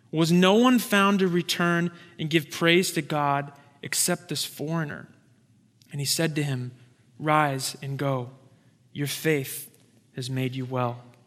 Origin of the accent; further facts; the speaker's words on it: Santa Rosa, California, United States; moved away; It's actually my hometown. It's the town that I grew up in.